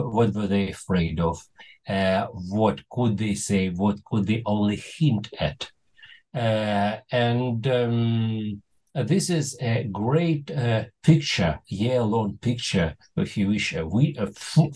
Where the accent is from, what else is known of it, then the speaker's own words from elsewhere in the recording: Moscow, Russia; first language Russian; English is a second language; moved away as an adult; now in Israel; I was born in Moscow. Russian is my mother tongue until today